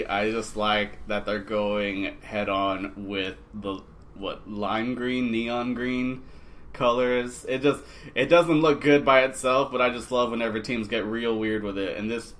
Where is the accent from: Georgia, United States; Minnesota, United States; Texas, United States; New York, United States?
Texas, United States; Del Rio; I grew up in Del Rio, which is very Mexican and not hillbilly.